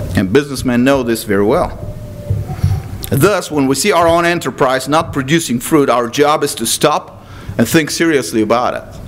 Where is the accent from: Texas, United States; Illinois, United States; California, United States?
Texas, United States; as a Texan